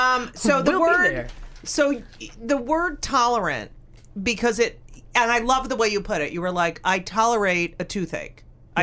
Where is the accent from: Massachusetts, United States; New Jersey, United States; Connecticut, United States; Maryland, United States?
New Jersey, United States; I mean, look, I grew up in New Jersey and I had kids